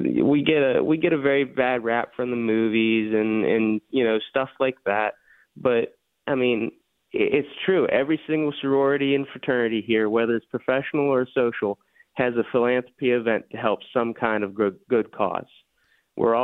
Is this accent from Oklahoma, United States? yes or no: no; Elderton, Pennsylvania, United States; now in Pittsburgh, United States; Originally, I'm from a little town called Elderton, PA, over by Indiana